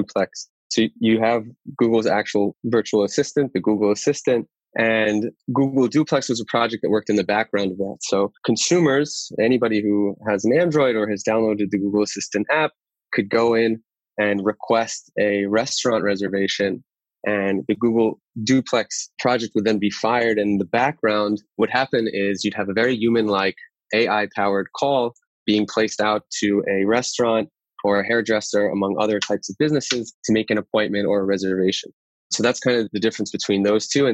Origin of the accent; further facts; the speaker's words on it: Great Neck, New York, United States; moved away as an adult; now in Tel Aviv, Israel; I grew up in Great Neck, Long Island.